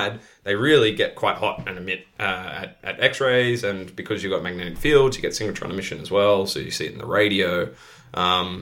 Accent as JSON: {"language": "English", "country": "Australia", "moved": "yes", "lives_now": "Netherlands", "said": "It's kind of funny as an Australian to be back in the UK. It's like a shade of my own country."}